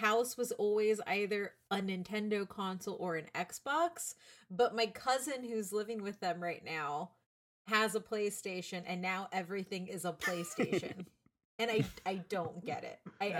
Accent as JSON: {"language": "English", "region": "Central Texas", "country": "United States", "tie": "born or raised there", "said": "I grew up in Central Texas where snow doesn't exist and in a city."}